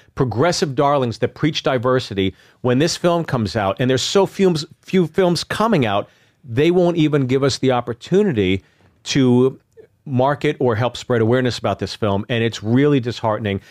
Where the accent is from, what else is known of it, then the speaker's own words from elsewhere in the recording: Pittsburgh, Pennsylvania, United States; also born or lived in New Jersey; I grew up in Pittsburgh